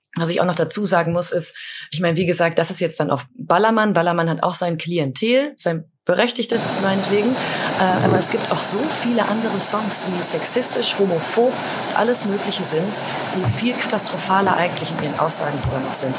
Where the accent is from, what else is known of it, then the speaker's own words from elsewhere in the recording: Sauerland, North Rhine-Westphalia, Germany; moved away; in meiner Heimat äh, im Sauerland